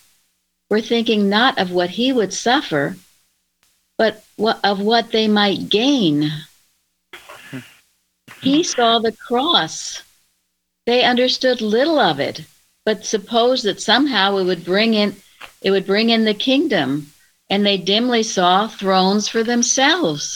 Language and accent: English; Plainfield, United States; When I was a young child growing up in Plainfield